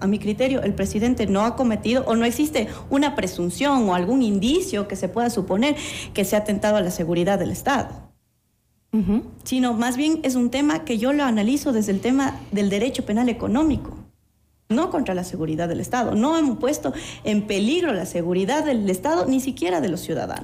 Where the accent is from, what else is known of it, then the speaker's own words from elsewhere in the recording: Ecuador; nosotros como ecuatorianos